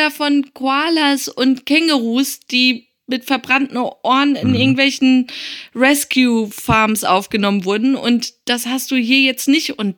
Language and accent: German; Tehran, Tehran Province, Iran; Und ich komme zufällig aus der Stadt mit der generell schlimmsten Luft, Teheran